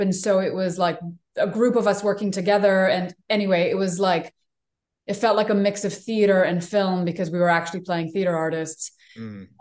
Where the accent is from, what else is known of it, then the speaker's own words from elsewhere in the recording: Israel; moved away; also born or lived in New York; I grew up in Israel for most of my childhood